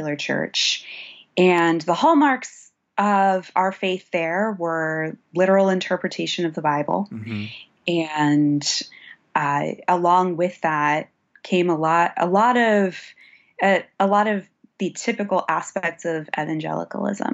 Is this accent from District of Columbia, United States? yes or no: no; Pittsburgh, Pennsylvania, United States; So I grew up in Pittsburgh, Pennsylvania.